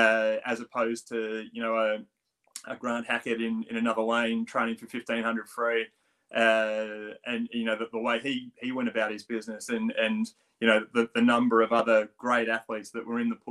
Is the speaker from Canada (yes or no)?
no; Australia; accent: Australian; moved away as an adult; now in United Kingdom; I still do have a pretty strong Australian accent